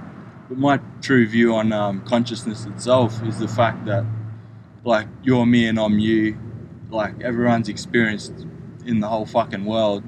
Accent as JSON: {"language": "English", "country": "Australia", "moved": "yes", "lives_now": "United States", "said": "I came from Australia"}